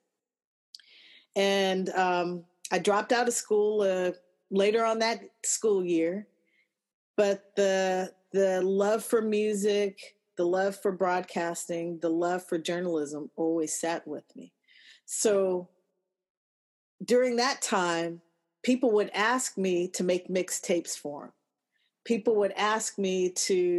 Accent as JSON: {"language": "English", "town": "Los Angeles", "region": "California", "country": "United States", "tie": "born or raised there", "said": "I'm from Los Angeles. I was born and raised"}